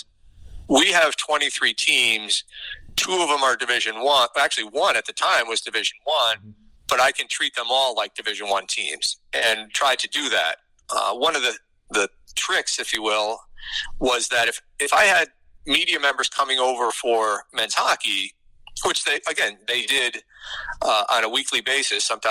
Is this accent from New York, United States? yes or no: yes; Capital Region, New York, United States; I'm from the Capital Region